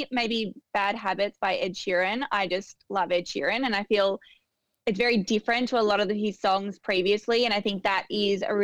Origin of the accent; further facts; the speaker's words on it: Melbourne, Victoria, Australia; I grew up born and bred in Melbourne.